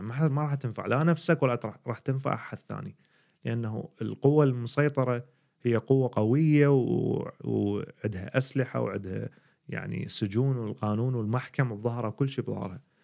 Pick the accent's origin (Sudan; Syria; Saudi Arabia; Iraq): Iraq; moved away as an adult; now in Sweden; احنا كعراقيين